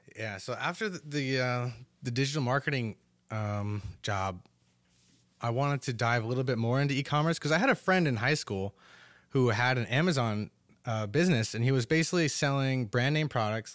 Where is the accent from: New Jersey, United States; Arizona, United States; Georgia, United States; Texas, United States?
New Jersey, United States; Totowa; also born or lived in Paterson, New Jersey; grew up in Totowa my entire life